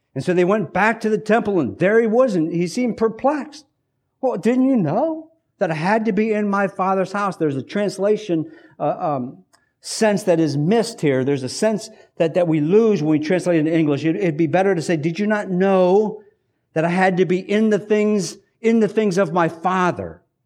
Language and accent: English; United States; us as hardworking American Mennonites